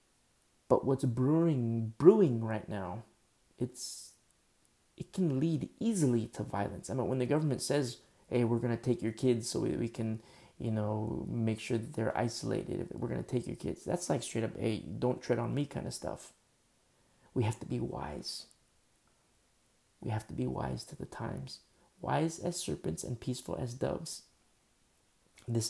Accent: United States; as American citizens

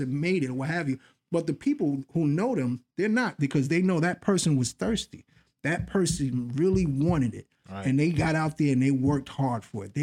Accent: New York City, New York, United States; I grew up in the Bronx, and a lot of the people early on were people that I knew, people that lived in my building

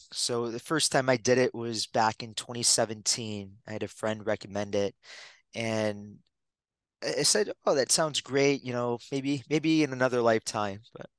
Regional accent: Detroit, Michigan, United States; born there; For me, I was born in Michigan, Detroit. My mom was 16 when she came to the country. My dad was 21.

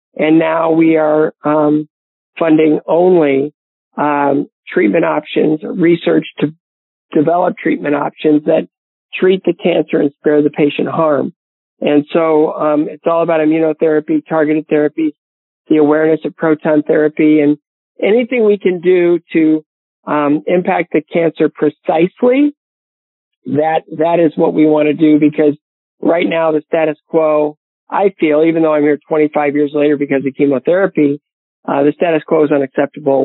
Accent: Bowling Green, Ohio, United States; my hometown of Bowling Green, Ohio

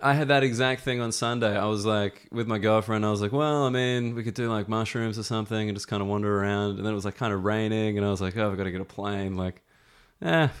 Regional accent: Australia

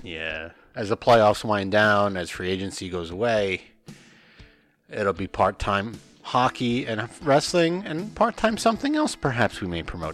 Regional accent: northern New Jersey, United States; I'm from New Jersey, and he's like, no, no, no, where? And I said, oh, northern New Jersey

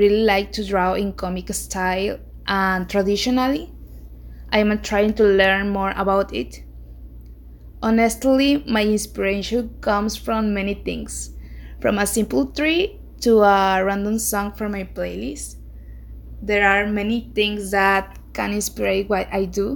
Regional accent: Mexico; I am from Mexico.

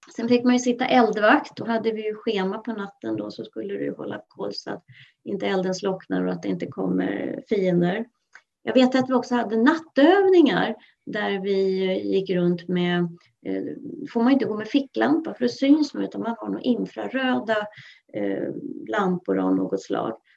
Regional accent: Mälaröarna, Stockholm County, Sweden; also born or lived in Skelleftehamn, Västerbotten; now in Tyresö, Sweden; jag är född i Skelleftehamn och båda mina föräldrar var ju västerbottningar. Men vi flyttade så småningom ut till Mälaröarna som ligger utanför Stockholm

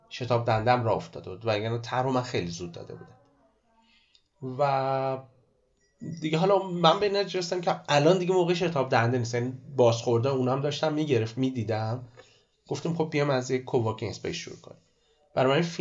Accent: Abadan, Khuzestan, Iran; من آبادانی هستم

